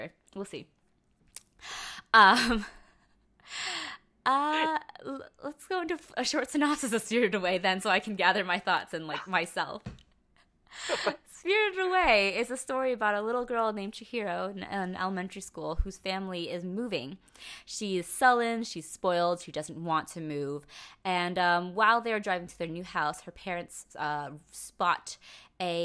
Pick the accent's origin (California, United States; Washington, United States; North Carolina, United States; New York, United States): New York, United States; New York City; I feel bad as a New Yorker.